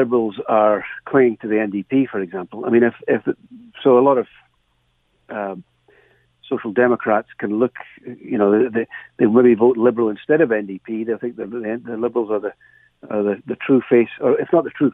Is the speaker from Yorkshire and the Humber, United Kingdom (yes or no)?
no; Dumfries, Scotland, United Kingdom; now in Canada; my hometown in Dumfries in Scotland